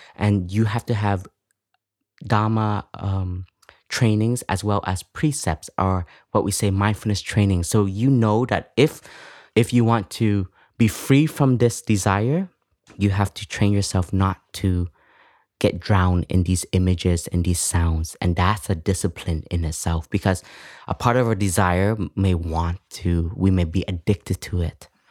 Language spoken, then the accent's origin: English; Canada; moved away; I grew up in Canada